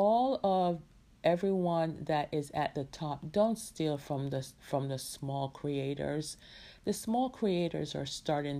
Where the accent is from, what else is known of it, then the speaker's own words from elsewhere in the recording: Jamaica; who's in Jamaica, my hometown